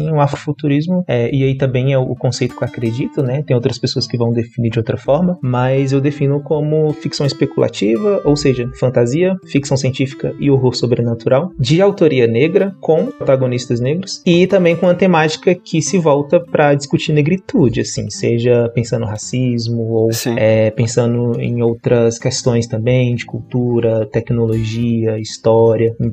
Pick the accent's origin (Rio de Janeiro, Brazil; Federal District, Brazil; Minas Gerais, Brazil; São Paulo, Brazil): Federal District, Brazil; Brasília; born there; eu nasci aqui em Brasília e a minha formação acadêmica é em letras.